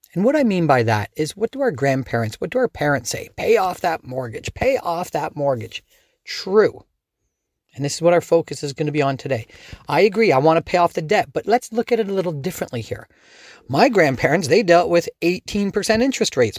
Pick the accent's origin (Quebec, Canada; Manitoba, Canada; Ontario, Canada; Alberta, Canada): Ontario, Canada; Dorchester; also born or lived in London, Ontario; I grew up in Dorchester, just outside on the edge